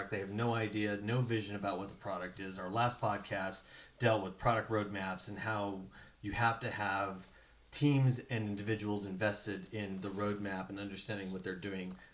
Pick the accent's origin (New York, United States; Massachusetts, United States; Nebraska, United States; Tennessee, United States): Tennessee, United States; also born or lived in Ohio; I grew up down in Tennessee.